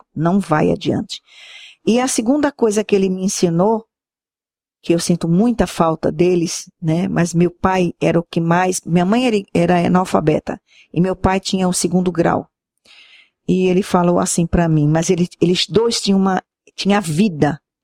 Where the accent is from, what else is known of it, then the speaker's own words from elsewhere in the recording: Santos, São Paulo, Brazil; now in Sergipe, Brazil; Eu sou santista, amo minha terra, tenho as minhas histórias lá, minhas recordações, mas também amo o lugar que eu vivo